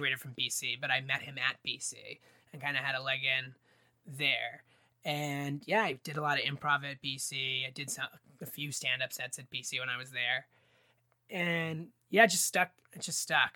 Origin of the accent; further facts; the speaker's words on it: West Springfield, Massachusetts, United States; moved away as an adult; now in Boston, United States; I grew up in West Springfield